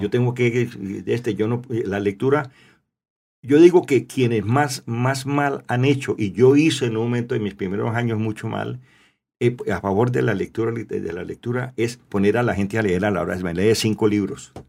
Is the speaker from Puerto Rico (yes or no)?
no; Cali, Valle del Cauca, Colombia; also born or lived in La Unión, Valle del Cauca / Roldanillo / United States; me vengo de Cali a los 16 años, me regreso para, mm. me vengo para la Unión cuatro años